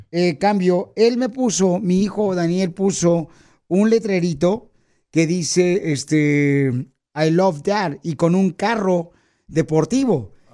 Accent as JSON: {"language": "Spanish", "town": "Monterrey", "region": "Nuevo León", "country": "Mexico", "tie": "born or raised there", "moved": "yes", "said": "yo nací en Monterrey, Nuevo León"}